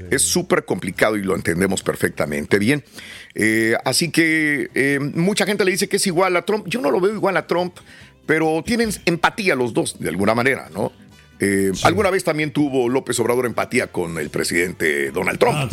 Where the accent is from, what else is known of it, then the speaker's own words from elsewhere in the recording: El Salvador; La que se fijado en El Salvador. Somos salvadoreños, se nos había olvidado por 30 años, bendito.